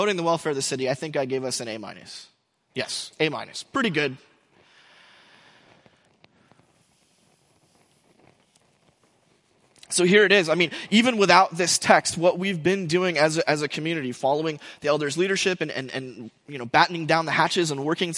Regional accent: United States; we, as Americans and as English speakers

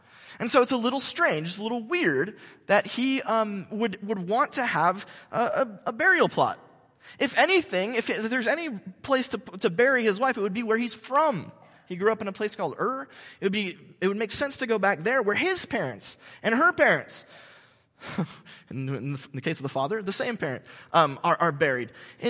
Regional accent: California, United States; I'm from Orange County. Very few of us in Orange County grew up here, but I did, and so I'm one of these people that kind of grew up in Southern California.

